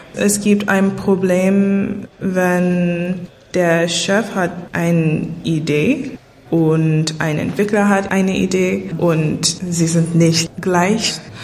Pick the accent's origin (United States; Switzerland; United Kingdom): United States; New York City, New York; German is a second language; moved away as an adult; now in Berlin, Germany; Ich komme aus New York City, Manhattan und ich habe in Berlin gewohnt seit 2016